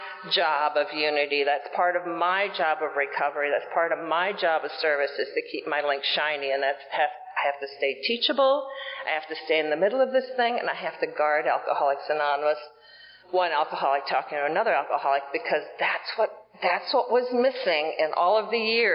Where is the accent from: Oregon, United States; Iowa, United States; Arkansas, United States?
Iowa, United States; I grew up in Iowa